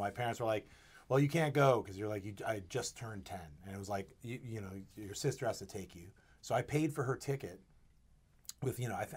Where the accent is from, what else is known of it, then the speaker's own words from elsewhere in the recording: West Haven, Connecticut, United States; I grew up in West Haven right along the coast.